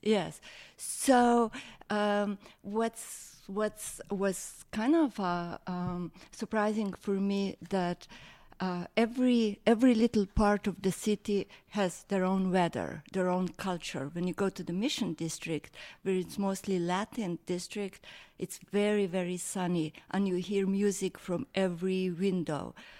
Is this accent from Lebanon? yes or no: no; Slovenia; moved away as an adult; now in San Francisco, United States; I'm from Slovenia, where everybody hikes. We are hikers